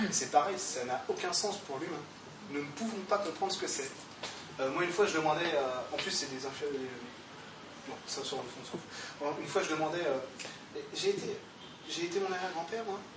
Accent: Grand Est, France; J'étais allemand, mais je suis alsacien.

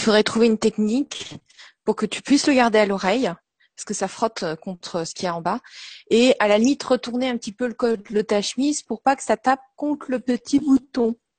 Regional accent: Brittany, France; chez nous en Bretagne

